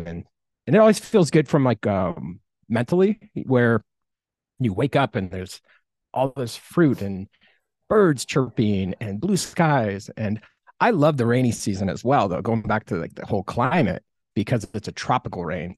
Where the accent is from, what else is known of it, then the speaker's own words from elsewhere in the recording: Midwest, United States; moved away as an adult; also born or lived in Iowa / California; now in Costa Rica; I was born in the Midwest, and I got to have an amazing childhood